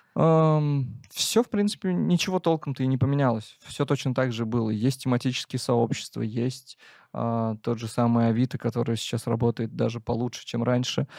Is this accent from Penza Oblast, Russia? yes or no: yes; Penza, Penza Oblast, Russia; я из Пензы